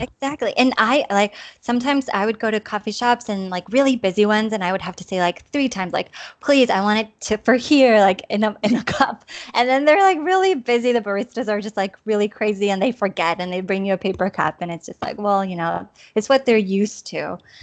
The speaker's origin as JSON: {"language": "English", "town": "Chula Vista", "region": "California", "country": "United States", "tie": "born or raised there", "also_born_or_lived": "Tijuana, Mexico", "moved": "as an adult", "lives_now": "Granollers, Spain", "said": "I'm from Chula Vista, California, and um, well, I grew up on the border. My parents are from Tijuana, so I grew up, you know, on both sides of the border"}